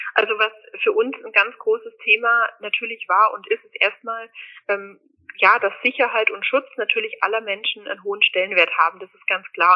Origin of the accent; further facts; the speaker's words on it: Germany; am Fuße der Alpen aufzuwachsen. Meine Eltern wohnen am wunderschönen Bodensee